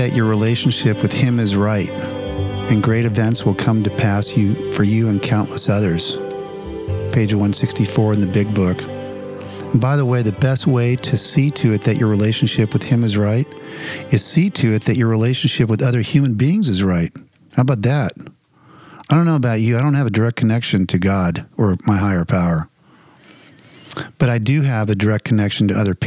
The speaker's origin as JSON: {"language": "English", "region": "New Jersey", "country": "United States", "also_born_or_lived": "Los Angeles area", "moved": "yes", "lives_now": "Los Angeles, United States", "said": "I'm from New Jersey"}